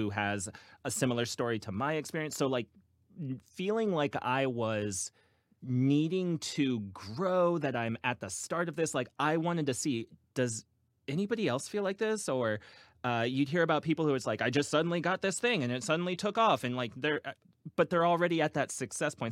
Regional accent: Virginia Beach, Virginia, United States; now in Cincinnati, United States; I'm originally from Virginia Beach

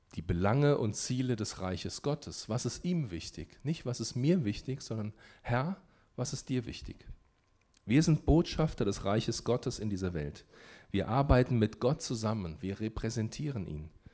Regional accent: Germany; warum bin ich in Deutschland geboren?

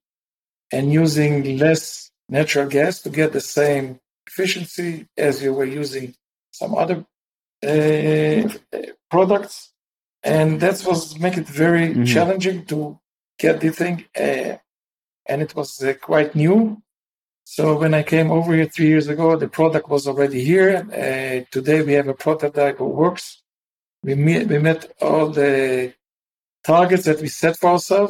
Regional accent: Israel; also born or lived in Massachusetts; I grew up in Israel

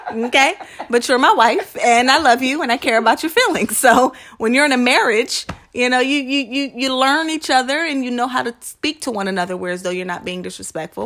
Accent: New Jersey, United States; now in Philadelphia, United States; I'm from Jersey. I'm suburban.

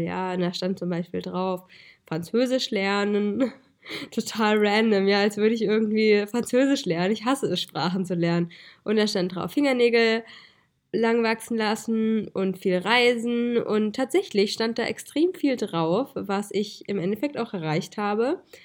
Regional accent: Hesse, Germany; moved away; ich komme ja eigentlich aus Hessen

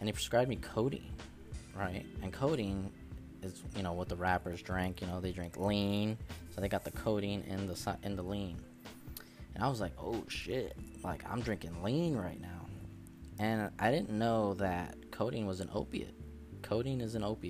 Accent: Connecticut, United States; I'm from Connecticut

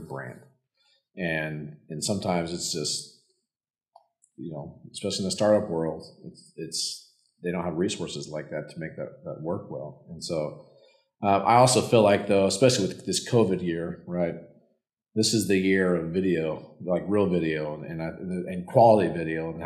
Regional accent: Yellowstone, Wyoming, United States; moved away; I grew up in Yellowstone. My dad was a park ranger

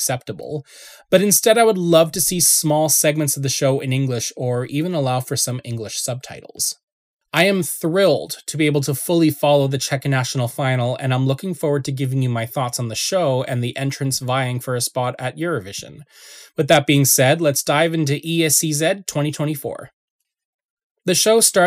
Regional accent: Canada; as a Canadian

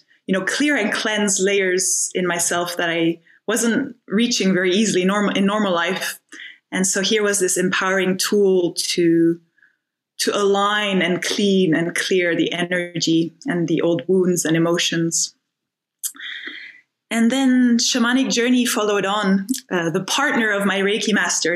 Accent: Finland; moved away as an adult; also born or lived in France (north, near Paris) / Scotland; I was born in France, spent my first 10 years in France, in the north near Paris. And yeah, I had a really beautiful opportunity to spend a lot of time in nature as a child. And my mother bred dogs, so the dogs were amazing. Kind of, I always feel like they taught me unconditional love. And and then I went to Finland when we were 10. When I was 10, we moved to Finland.

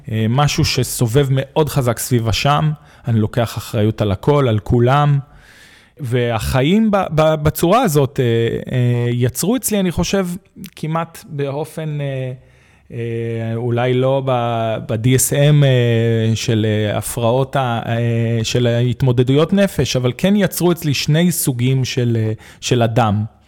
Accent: Arad, Southern District, Israel; גדלתי בערד, שזה עיר מהממת.

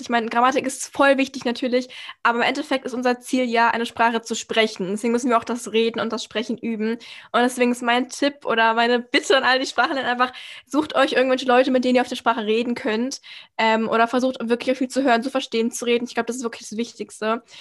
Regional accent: Austria; ich bin halt Österreicherin so komplett

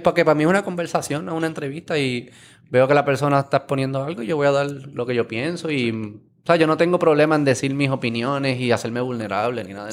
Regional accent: Puerto Rico

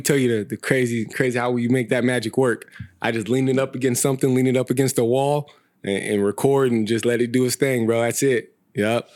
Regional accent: Visalia, California, United States; moved away as an adult; now in Sacramento, United States; I was born and raised in Visalia. Um, been in Sacramento for seven years now.

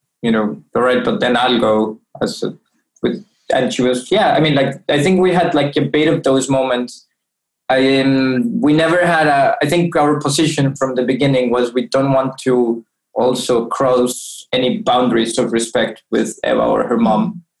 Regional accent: Bogota, Colombia; my own hometown in terms of growing up in Bogota

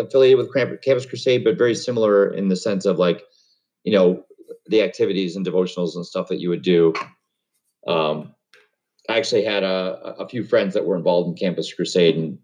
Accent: Webster, New York, United States; I grew up in Webster, New York, which is a suburb of Rochester.

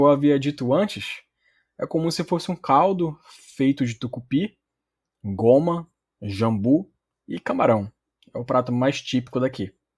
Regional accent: Belém, Pará, Brazil; accent: paraense; also born or lived in Belarus; Eu sou originalmente de Belém do Pará mesmo, nasci na capital, mas já morei em outros lugares no Brasil

